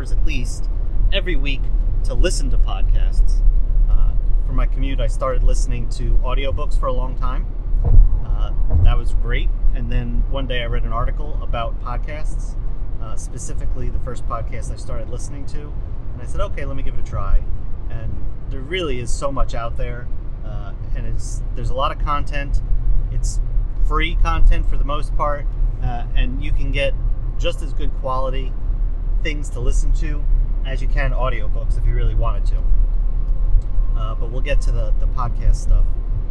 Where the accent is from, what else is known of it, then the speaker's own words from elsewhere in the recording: New Jersey, United States; I'm from New Jersey